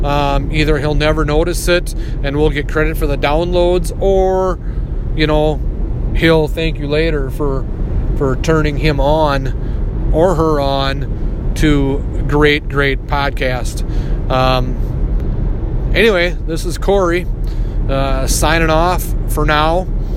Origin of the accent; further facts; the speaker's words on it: Minnesota, United States; accent: Minnesota; That's my Minnesota accent coming through.